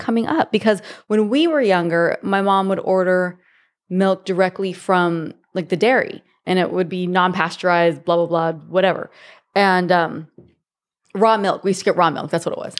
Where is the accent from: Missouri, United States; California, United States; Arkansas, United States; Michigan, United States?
California, United States; Monrovia; also born or lived in San Jose, California / Arizona; I grew up in a small town in L A. um, called Monrovia, and it's just east of Pasadena